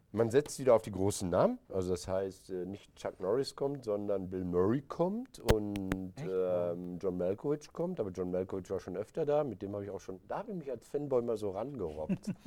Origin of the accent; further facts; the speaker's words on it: Recklinghausen, North Rhine-Westphalia, Germany; bei uns in Recklinghausen